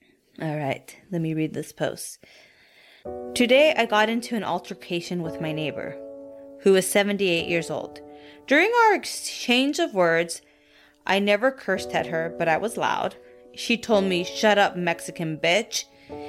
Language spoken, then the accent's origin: English; Colombia; now in Kansas, United States; when I say I'm from Colombia, they are eager to learn more about my country and how I ended up here.